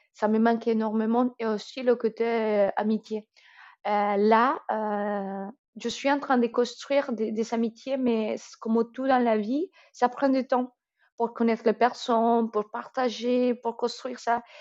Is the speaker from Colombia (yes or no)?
yes; Colombia; first language Spanish; French is a second language; moved away as an adult; now in France; je suis colombienne